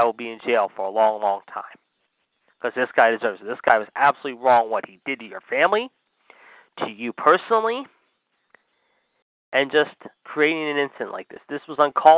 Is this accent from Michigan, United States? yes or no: no; Pittsburgh, Pennsylvania, United States; here in my hometown of Pittsburgh